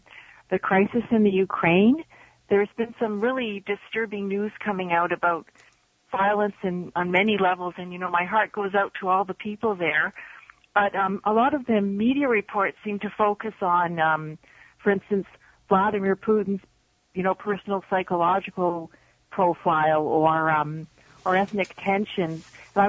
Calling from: Toronto, Ontario, Canada; I'm calling from Toronto.

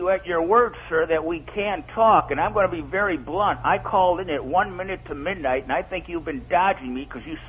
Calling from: Rochester, United States; Well, I only represent myself. … in Rochester, I'm an American citizen. I speak only for me.

